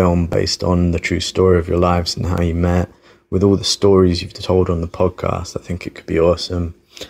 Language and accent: English; Jersey; I'm from Jersey, the little island near France.